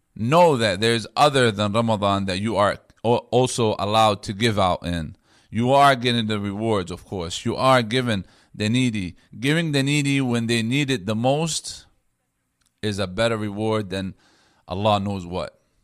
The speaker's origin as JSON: {"language": "English", "country": "United States", "said": "being an American Muslim"}